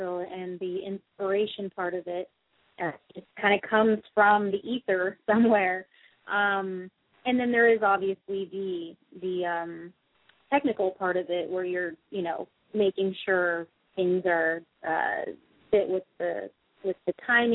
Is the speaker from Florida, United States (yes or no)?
yes; South Florida, United States; also born or lived in West Palm Beach, Florida; now in Los Angeles, United States; I grew up in South Florida